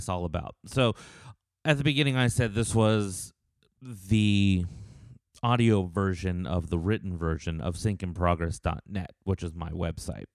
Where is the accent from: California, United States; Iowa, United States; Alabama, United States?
California, United States; Los Angeles; moved away as an adult; also born or lived in Las Vegas, Nevada; now in Nashville, United States; I'm actually originally from Los Angeles, from California